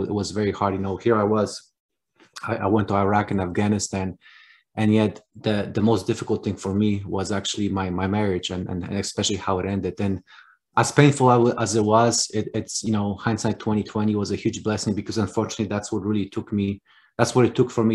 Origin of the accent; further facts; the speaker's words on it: Poland; accent: Polish; moved away; I was actually born in Poland. That's where the name and accent comes from.